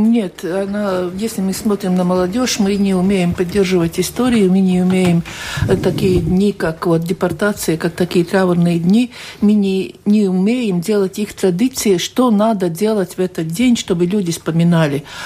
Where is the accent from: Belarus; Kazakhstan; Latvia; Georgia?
Latvia; Tērvete, Tērvete Municipality; Тервета, откуда я родом